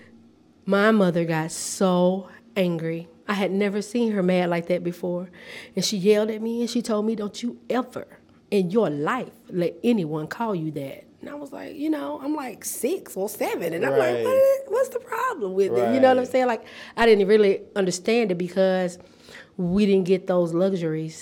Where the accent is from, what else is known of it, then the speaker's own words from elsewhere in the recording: Repton, Alabama, United States; moved away as an adult; also born or lived in Tennessee; now in Nashville, United States; I'm from a very small town. Nobody knows it, but it's Repton, Alabama, and it's in the county of Conecuh